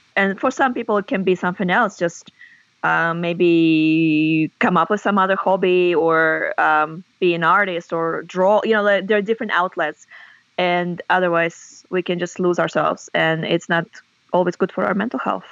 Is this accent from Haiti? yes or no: no; Russia; first language Russian; English is a second language; moved away as an adult; also born or lived in Australia / United States; I was born and grew up in Russia, and uh, Russian is my native language.